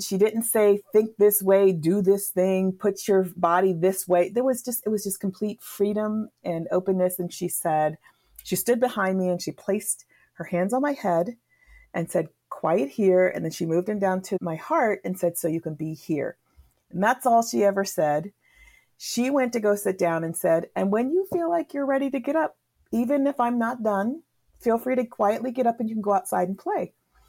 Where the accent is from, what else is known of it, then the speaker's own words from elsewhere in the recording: New England, United States; So I grew up in the Northeast region of the United States. That region is called New England.